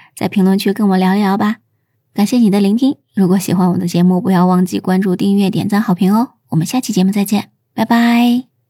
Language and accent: Chinese; China; 我们中国人从古至今都非常重视直树造林